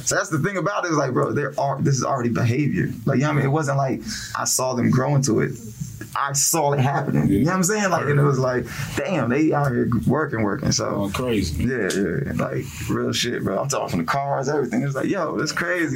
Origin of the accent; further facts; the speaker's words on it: New Jersey, United States; now in Greensboro, United States; I'm from Jersey